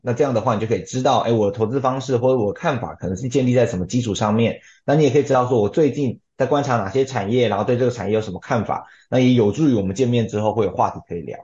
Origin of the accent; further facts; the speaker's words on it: Pingtung County, Taiwan; moved away as an adult; now in Taipei, Taiwan; 我是贫东人，所以我上台北以前其实我是没有接触过投资的